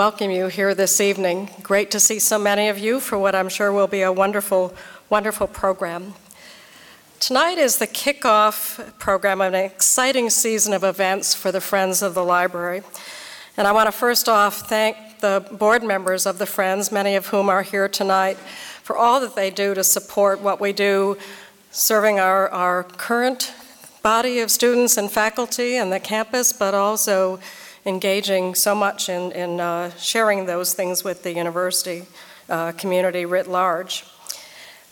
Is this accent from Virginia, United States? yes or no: no; Wisconsin, United States; moved away; also born or lived in Michigan; I'm from Wisconsin